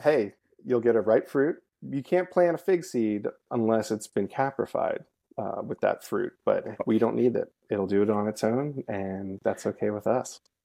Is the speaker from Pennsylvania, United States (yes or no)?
yes; Lancaster, Pennsylvania, United States; moved away; I grew up in Lancaster, Pennsylvania, in Amish country.